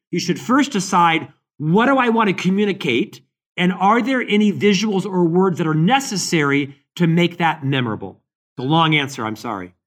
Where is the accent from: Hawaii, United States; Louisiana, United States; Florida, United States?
Florida, United States; Orlando; now in Salt Lake City, United States; I live in Salt Lake City, Utah, But I'm born and raised in Orlando, Florida